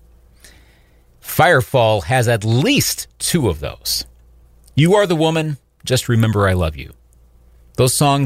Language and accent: English; Eau Claire, Wisconsin, United States; here in Eau Claire, my hometown